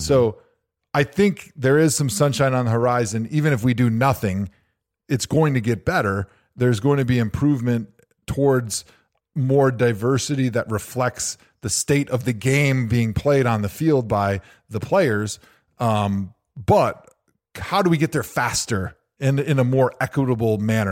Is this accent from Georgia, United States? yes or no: no; Wisconsin, United States; I grew up in Wisconsin